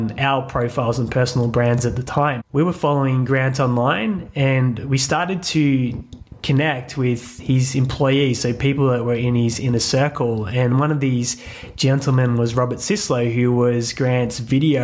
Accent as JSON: {"language": "English", "country": "Australia", "said": "we're Australian"}